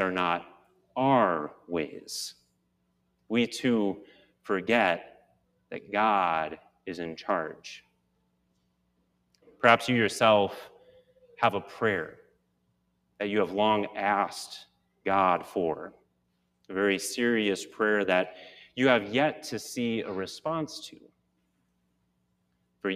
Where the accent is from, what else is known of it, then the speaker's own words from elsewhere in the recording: Midwest, United States; growing up as a Midwesterner